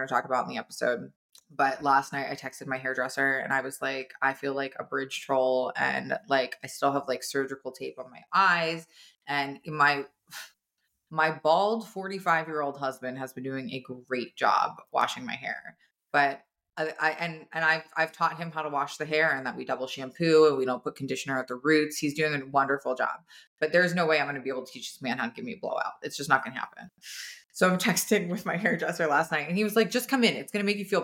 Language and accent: English; New Jersey, United States; we're all from New Jersey.